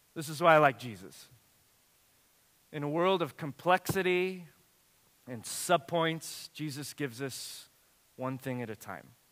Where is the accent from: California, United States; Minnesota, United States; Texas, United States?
California, United States; Watsonville; my hometown where I lived and grew up